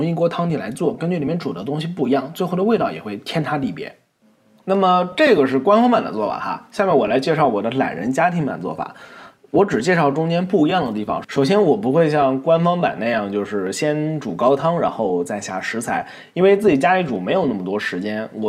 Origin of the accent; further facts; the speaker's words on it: Nantong, Jiangsu, China; 然后呢，很多朋友会问我是哪里人，实际上我是江苏南通人。那我口音已经完全没有南方的感觉了